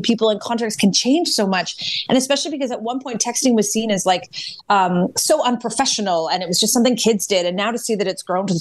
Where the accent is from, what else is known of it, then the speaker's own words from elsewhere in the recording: Oshawa, Ontario, Canada; I grew up in Oshawa, and when GM was booming, the town was booming